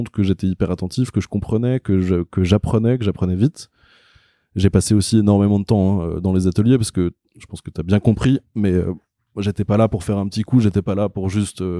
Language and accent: French; Paris, Île-de-France, France; born there; je suis un vrai faux parisien parce que je suis né à Paris, je vis à Paris, mais j'ai vraiment vécu très longtemps à l'étranger.